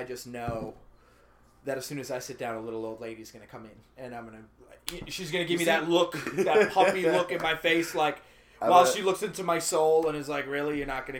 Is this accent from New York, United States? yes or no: yes; New York City, New York, United States; I'm from New York City, and I've heard the same thing about the Bronx and Harlem and Brooklyn and New York City